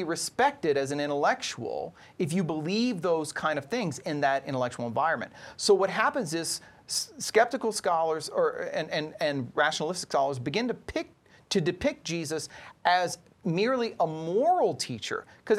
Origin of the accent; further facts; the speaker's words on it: Louisiana, United States; I'm Cajun, so my ancestors are from Nova Scotia, so go Canada.